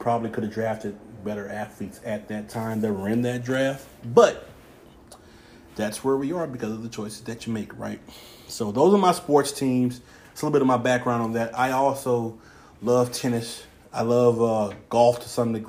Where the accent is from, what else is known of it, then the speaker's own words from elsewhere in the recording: Houston, Texas, United States; moved away; I'm from Houston, so therefore I'm a Houston Texans fan.